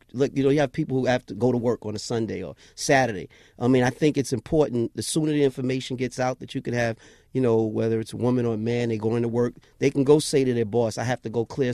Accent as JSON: {"language": "English", "town": "New York City", "region": "New York", "country": "United States", "tie": "born or raised there", "said": "I grew up in Jamaica, Queens, right. Farmers Boulevard"}